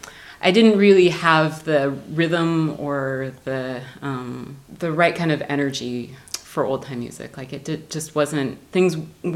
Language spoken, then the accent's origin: English; Bellingham, Washington, United States; also born or lived in Custer, Washington; I grew up in Bellingham, Washington. Okay. Bellingham, Washington, in a small town called Custer, which is about half an hour north from there.